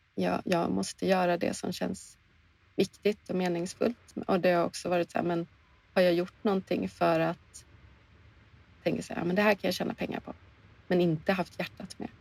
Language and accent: Swedish; Åland Islands; now in Sweden; vi spenderar ofta hela somrarna på Åland där mina föräldrar bor, där jag är uppvuxen